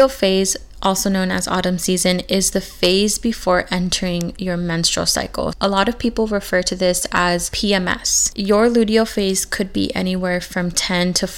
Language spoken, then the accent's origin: English; California, United States; moved away; the exact same town that I grew up in back in California